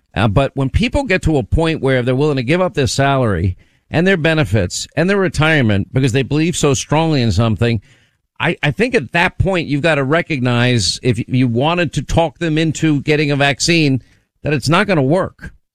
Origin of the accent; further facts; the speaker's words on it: New York, United States; I was born in New York.